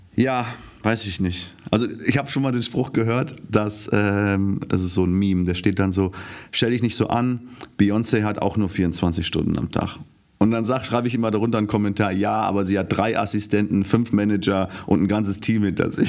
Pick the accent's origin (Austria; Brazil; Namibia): Namibia; first language German; also born or lived in Windhoek; now in Germany; In Namibia aufgewachsen, geboren, fünfte Generation, ich bin Deutsch.